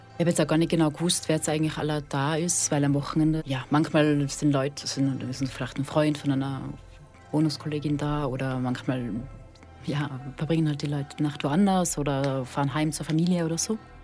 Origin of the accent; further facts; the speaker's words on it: Austria; moved away as an adult; also born or lived in Switzerland / Bühl; now in Fribourg, Switzerland; ich bin eigentlich aus Österreich, bin aber seit 2013 in der Schweiz.